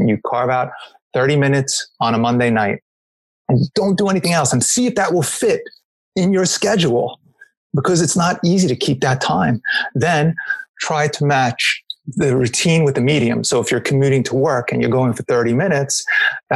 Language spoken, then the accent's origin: English; New York, United States; I'm American, so I'm from New York